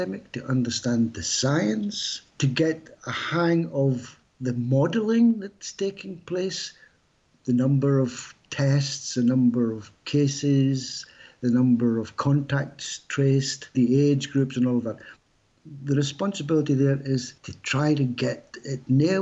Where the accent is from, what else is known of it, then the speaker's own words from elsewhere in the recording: United Kingdom; now in France; I'm British, obviously, but living in France